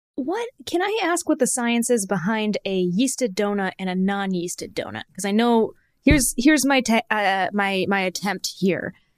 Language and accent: English; Michigan, United States; growing up in Michigan, when I was a kid